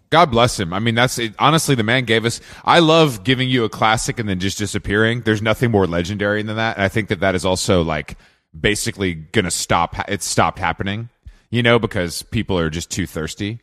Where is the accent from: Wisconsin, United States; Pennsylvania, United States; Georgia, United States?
Georgia, United States; Atlanta; growing up in Atlanta